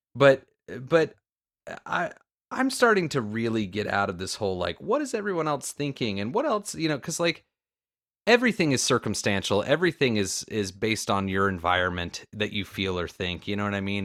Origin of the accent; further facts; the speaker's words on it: Florida, United States; I'm from Florida